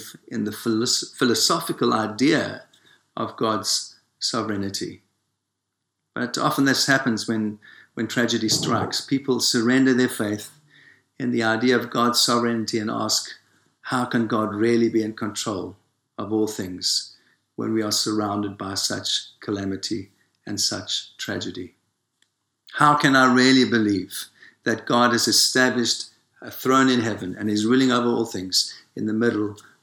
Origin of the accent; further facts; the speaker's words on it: South Africa; moved away; I was born in Africa, in South Africa